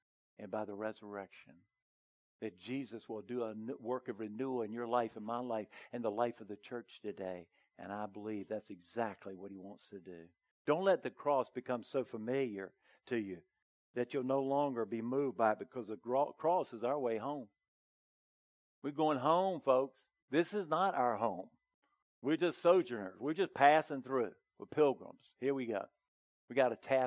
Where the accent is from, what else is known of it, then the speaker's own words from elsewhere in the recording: the South, United States; I was raised in the South